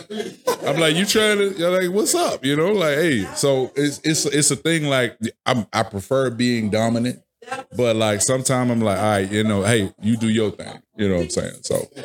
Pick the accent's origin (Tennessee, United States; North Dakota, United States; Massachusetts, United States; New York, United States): Tennessee, United States; Memphis; I'm from Memphis